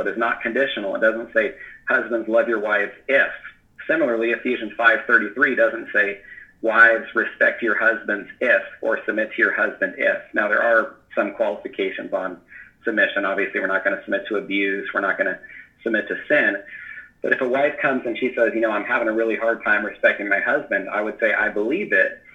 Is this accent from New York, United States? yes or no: no; Northern California, United States; born or raised there; moved away as an adult; now in Washington, United States